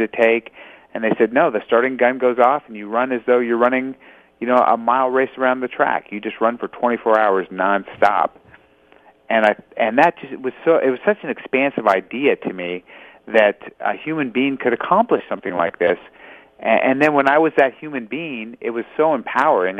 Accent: Los Angeles, California, United States; I was born in Los Angeles. So California born and raised

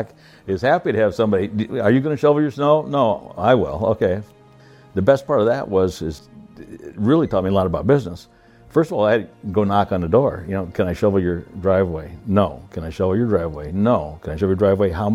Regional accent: Iowa, United States; I was born in Iowa on a farm, the oldest of five kids.

